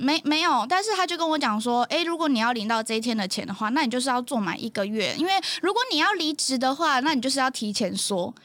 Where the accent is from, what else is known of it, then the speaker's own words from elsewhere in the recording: Luzhou, New Taipei, Taiwan; 我是，呃，算是那个泸州人，小时候在泸州长大